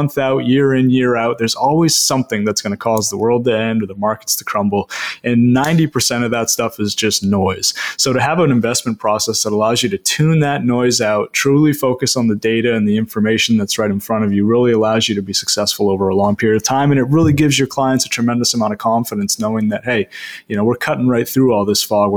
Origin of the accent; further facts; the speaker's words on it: Maine, United States; being born and raised in Maine, educated in Maine, and now giving back to people all across the state of Maine